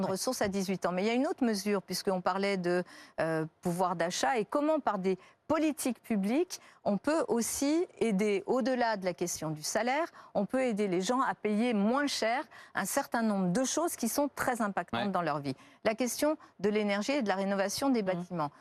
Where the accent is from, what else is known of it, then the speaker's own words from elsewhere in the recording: Lyon, Auvergne-Rhône-Alpes, France; j'ai grandi à la Duchère. Euh, et je sais que là, c'est un quartier de Lyon